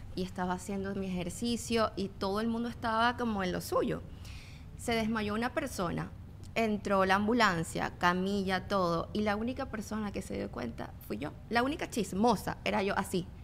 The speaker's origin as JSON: {"language": "Spanish", "country": "Venezuela", "moved": "yes", "said": "yo vengo de Venezuela"}